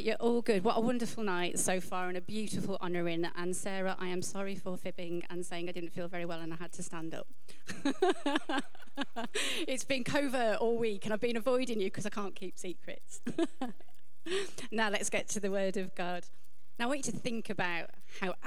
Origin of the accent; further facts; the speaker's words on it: United Kingdom; as British people